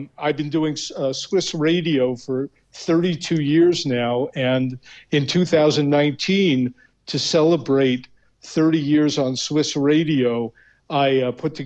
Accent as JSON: {"language": "English", "region": "New York", "country": "United States", "also_born_or_lived": "Philadelphia, Pennsylvania", "moved": "as an adult", "said": "I'm originally from New York"}